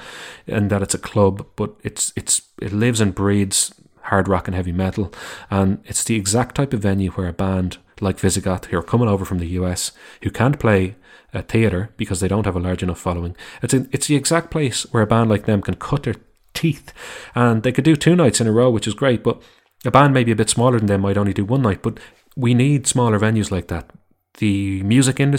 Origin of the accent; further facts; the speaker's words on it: Ireland; I'm from Ireland